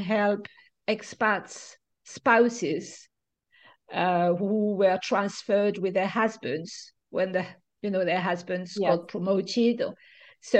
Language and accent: English; Marseille, Provence-Alpes-Côte d'Azur, France; English is a second language; also born or lived in London; now in Nice, France; I'm not from this area. I was born in Marseille, so it's just 2 hours away